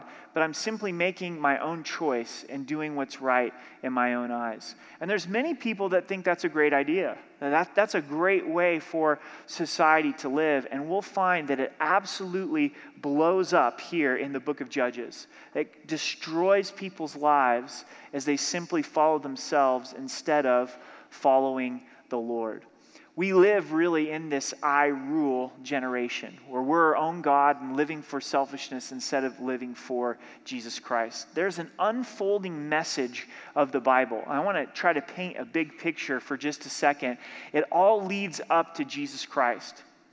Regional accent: Southern Oregon, United States; now in Colorado, United States; I'm from Southern Oregon

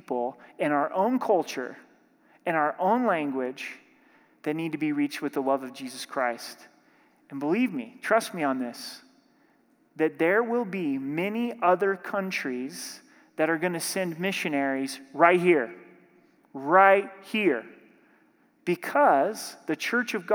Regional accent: Southern Oregon, United States; My home church that I grew up in Southern Oregon

